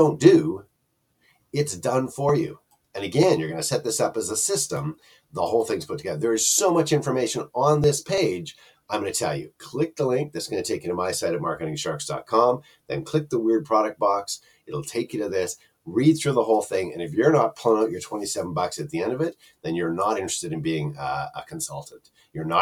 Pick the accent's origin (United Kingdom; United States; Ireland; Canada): Canada; I'm Canadian.